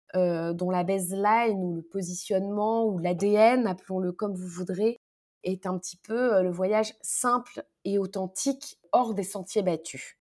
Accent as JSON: {"language": "French", "town": "Paris", "region": "Île-de-France", "country": "France", "also_born_or_lived": "Morocco", "said": "en tant que parisienne"}